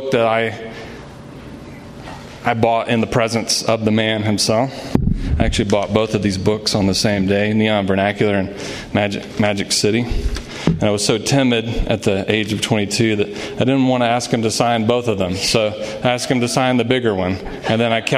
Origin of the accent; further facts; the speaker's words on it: Alabama, United States; I grew up in Alabama, and I spent a lot of every summer in Louisiana